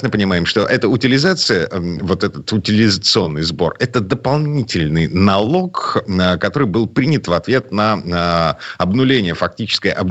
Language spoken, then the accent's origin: Russian; Saint Petersburg, Russia; из Петербурга